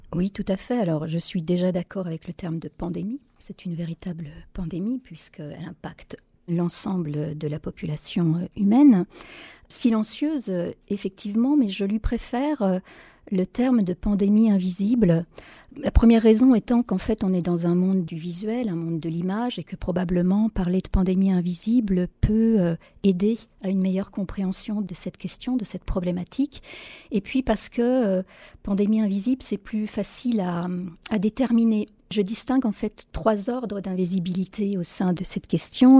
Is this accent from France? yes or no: yes; France; chez nous en France